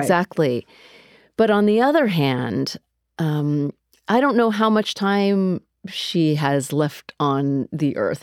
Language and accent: English; United States; I grew up in America